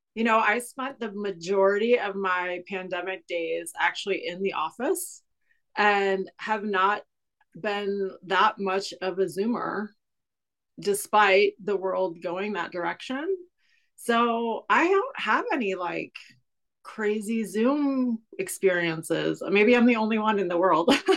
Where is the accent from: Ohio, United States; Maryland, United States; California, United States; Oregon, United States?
Ohio, United States; Cleveland; now in Kansas City, United States; i grew up in a small suburb on the west side of cleveland ohio a very rust belt type area